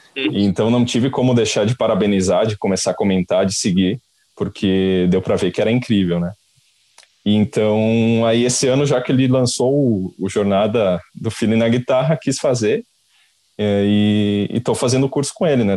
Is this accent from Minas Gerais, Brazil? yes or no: no; Caxias do Sul, Rio Grande do Sul, Brazil; also born or lived in Porto Alegre; eu sou de Caxias do Sul